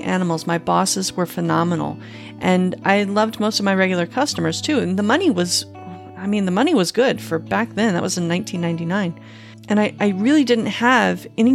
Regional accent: Panama City, Florida, United States; moved away as an adult; also born or lived in Phoenix, Arizona; my hometown of Panama City, Florida

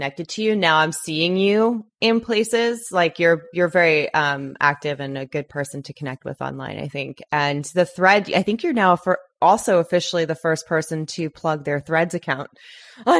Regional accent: Long Island, New York, United States; now in Los Angeles, United States; I'm from Long Island

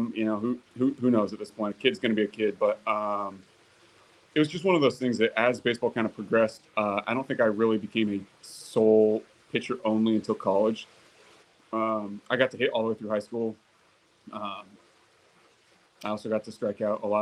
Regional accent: inland Orange County / LA area, Southern California, United States; Southern California was home, kind of inland, Orange County, LA area.

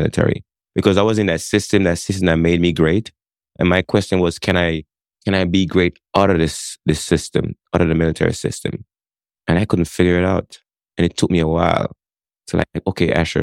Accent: Jamaica; moved away as an adult; now in Connecticut, United States; My story started back in Jamaica. I grew up in Jamaica, moved from Jamaica to the United States. 18 years old, I show up on the shores of Connecticut

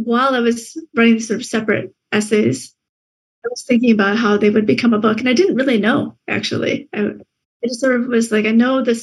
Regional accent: Michigan, United States; also born or lived in Vietnam; it was a strange place to live in the Midwest, growing up

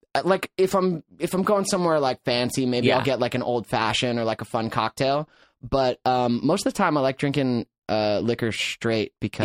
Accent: Atlanta, Georgia, United States; now in Venice Beach, United States; I grew up in the suburbs of Atlanta, Georgia.

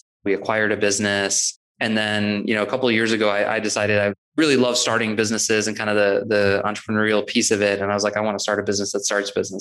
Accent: St. Louis, Missouri, United States; I was born and raised in St. Louis

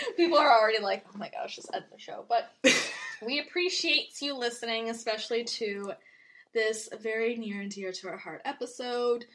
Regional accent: Canada; we're Canadian

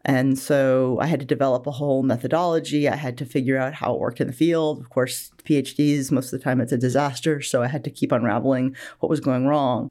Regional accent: Bangor, Maine, United States; moved away as an adult; also born or lived in Wales; now in Alabama, United States; I'm originally from Bangor, Maine, and I grew up there in the eighties

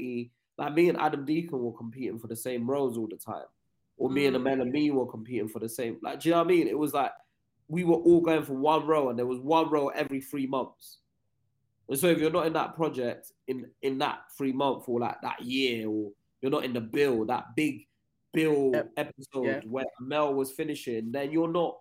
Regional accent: Nigeria; now in England; I grew up in Nigeria. I moved there when I was 10

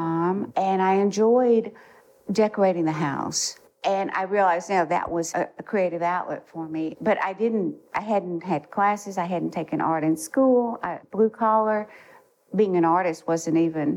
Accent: Atlanta, Georgia, United States; now in Cullowhee, United States; I was born in Atlanta. I grew up in Atlanta.

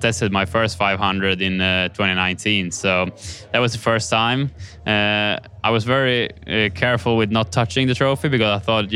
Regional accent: Kumla, Örebro County, Sweden; moved away; my hometown of Kumla, which will be super special to share with, you know, my family and friends and also all my fans back home.

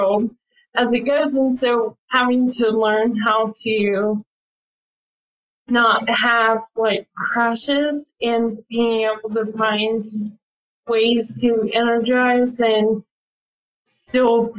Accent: Hico, Texas, United States; moving back to my hometown of Hyco

